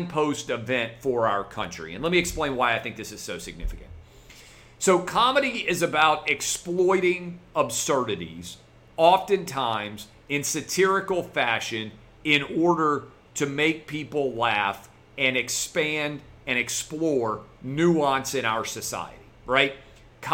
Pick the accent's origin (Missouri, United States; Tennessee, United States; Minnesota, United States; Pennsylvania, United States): Tennessee, United States; Nashville; a fellow Nashville boy like me